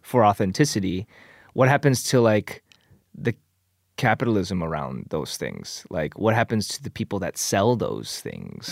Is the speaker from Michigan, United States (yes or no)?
yes; Michigan, United States; moved away as an adult; also born or lived in Korea / Canada / Chicago; now in Los Angeles, United States; I was four, uh, and then I grew up in Michigan until I moved to Chicago after college